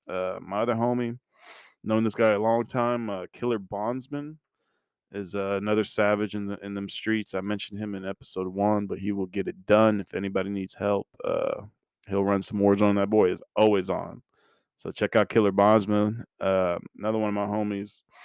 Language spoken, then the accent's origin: English; Mannheim, Baden-Württemberg, Germany; I was born in Germany, Mannheim, Baden-Württemberg